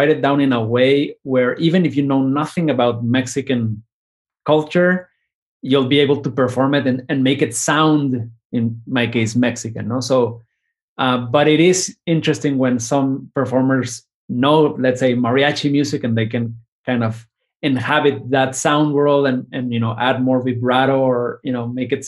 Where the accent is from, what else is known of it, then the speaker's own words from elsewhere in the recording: Argentina; I am from Argentina, and it made me think about growing up in Argentina.